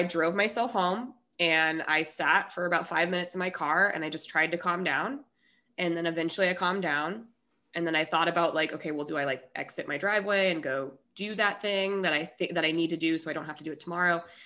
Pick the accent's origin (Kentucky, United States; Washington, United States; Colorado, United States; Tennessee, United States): Colorado, United States; moved away as an adult; also born or lived in Minnesota; now in California, United States; I was born in Minnesota. I moved to Colorado now. It's ten, so I'm from Colorado mostly.